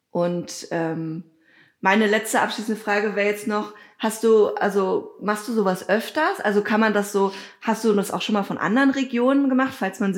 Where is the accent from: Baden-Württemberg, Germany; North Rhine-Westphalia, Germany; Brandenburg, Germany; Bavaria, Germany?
Brandenburg, Germany; Dahnsdorf; Ich mache nämlich auch gerade so ein äh, Geschichtsprojekt ähm, in Dahnsdorf, also in meinem Heimatdorf, um zu gucken, wie sah dann das Dorf irgendwie früher aus und so, weil wir wären 2027 auch 700 Jahre alt